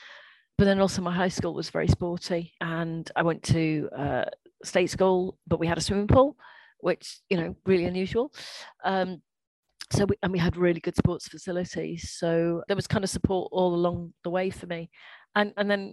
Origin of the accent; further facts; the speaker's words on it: Welsh, Wales, United Kingdom; I'm Welsh